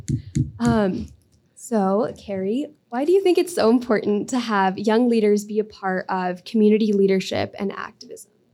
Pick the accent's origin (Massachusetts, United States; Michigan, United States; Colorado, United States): Colorado, United States; growing up in Colorado